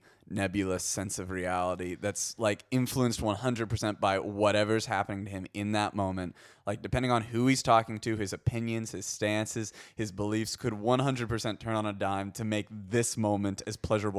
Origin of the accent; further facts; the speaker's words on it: Ohio, United States; I grew up in Ohio